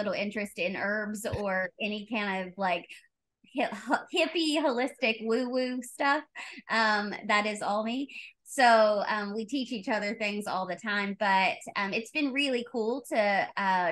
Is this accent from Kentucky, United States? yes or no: yes; Ashland, Kentucky, United States; I am from Ashland, Kentucky